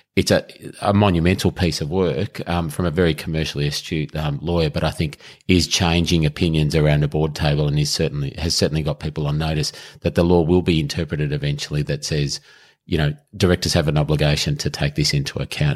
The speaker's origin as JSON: {"language": "English", "town": "Melbourne", "region": "Victoria", "country": "Australia", "tie": "born or raised there", "said": "I grew up in Melbourne, lived in Melbourne, uh, all my life"}